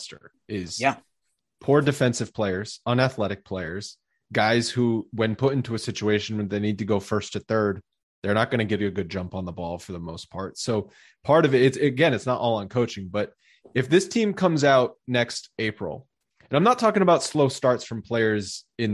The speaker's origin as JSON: {"language": "English", "region": "Rhode Island", "country": "United States", "tie": "born or raised there", "said": "I grew up in Rhode Island"}